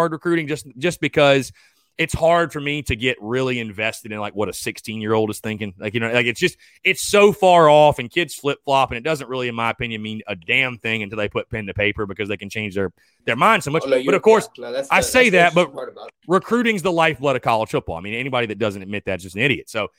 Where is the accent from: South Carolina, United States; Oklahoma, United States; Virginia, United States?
South Carolina, United States; North Augusta; Growing up in North Augusta, South Carolina, right on the border